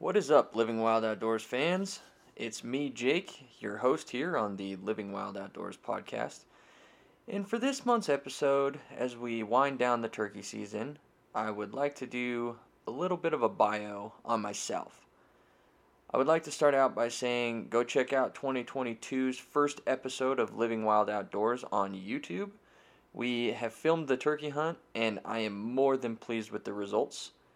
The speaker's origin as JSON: {"language": "English", "town": "Denver", "region": "Colorado", "country": "United States", "tie": "born or raised there", "lives_now": "Loveland, United States", "said": "I was born and raised right here in the Denver metro area, so I am a real native."}